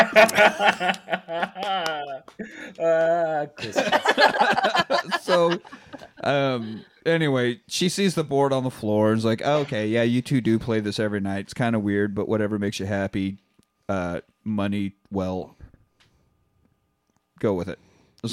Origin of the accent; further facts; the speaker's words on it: Kansas, United States; we Kansans